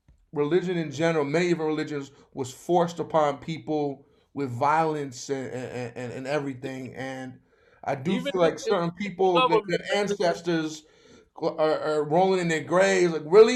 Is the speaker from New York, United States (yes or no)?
yes; New York City, New York, United States; me growing up in Flatbush, growing up in Brooklyn